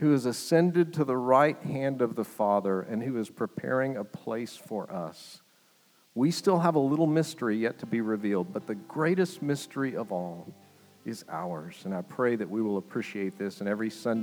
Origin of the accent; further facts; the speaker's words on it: United States; as an American